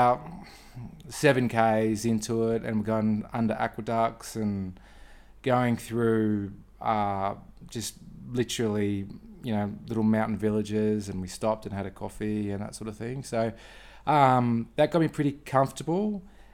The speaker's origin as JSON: {"language": "English", "town": "Brisbane", "region": "Queensland", "country": "Australia", "said": "I'm from Australia, sunny Brisbane in Queensland"}